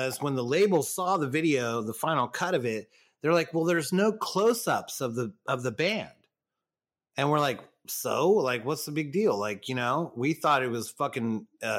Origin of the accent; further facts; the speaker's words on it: Southern California, United States; we're from Southern California. We're, you know, San Diego ska band